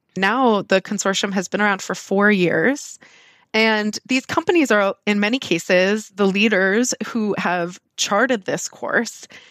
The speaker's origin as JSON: {"language": "English", "region": "Southern California", "country": "United States", "tie": "born or raised there", "said": "I grew up in Southern California"}